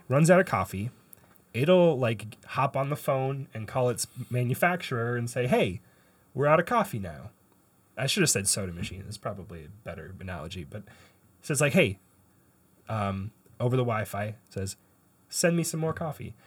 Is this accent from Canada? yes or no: yes; Canada; I'm a Canadian